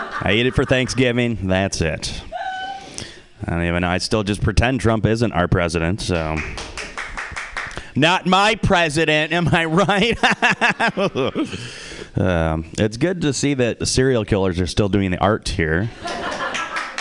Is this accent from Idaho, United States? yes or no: no; Detroit, Michigan, United States; accent: Midwest; moved away as an adult; also born or lived in Warren, Michigan; now in San Francisco, United States; I'm from Detroit. You guys ever heard of Detroit? Yeah. That's where I'm from. I was born there